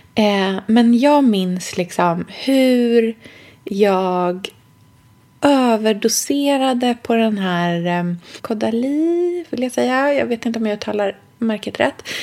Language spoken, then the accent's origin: Swedish; Sweden; jag är svensk